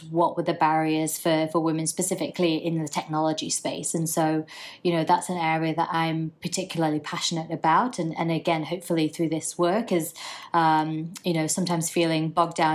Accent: India; I'm Indian

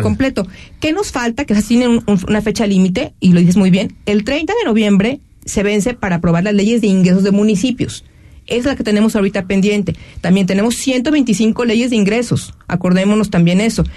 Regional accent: Jalisco, Mexico; todos queremos que le vaya bien a nuestro Jalisco

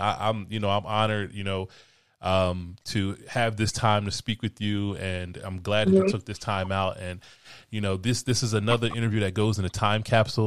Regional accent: Philadelphia, Pennsylvania, United States; I'm from Philly

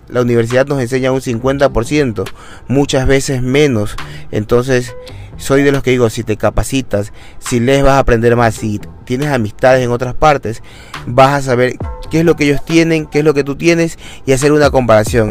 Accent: Ecuador; Como ecuatoriano que soy

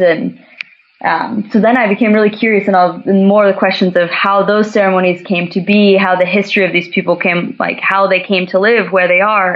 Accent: Santa Cruz, California, United States; moved away as an adult; also born or lived in Upper Peninsula, Michigan / West Africa; So I'm from Santa Cruz, California

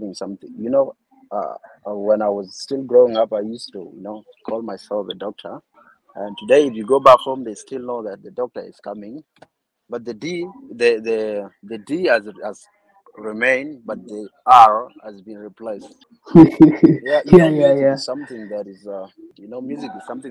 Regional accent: South Sudan; now in Kampala, Uganda; I come from Makwajpayam, basically Edumore. That's my background.

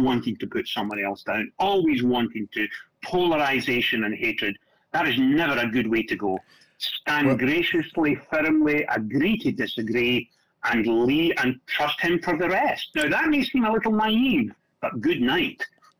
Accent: Scotland, United Kingdom; now in United States; I grew up in Scotland

